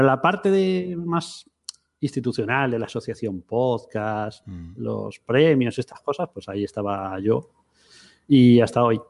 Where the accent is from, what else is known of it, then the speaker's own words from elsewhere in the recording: Madrid, Community of Madrid, Spain; moved away as an adult; also born or lived in Seville; yo vivía en Sevilla, soy de Madrid, pero tiramos bastantes años en Sevilla